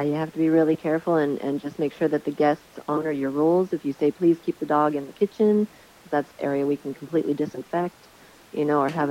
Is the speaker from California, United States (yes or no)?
yes; Newport Beach, California, United States; I grew up in Newport Beach, and it was not very diverse